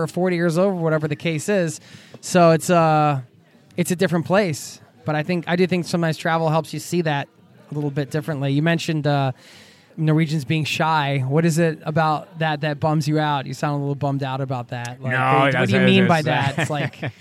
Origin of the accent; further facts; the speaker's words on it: United States; now in Norway; as an American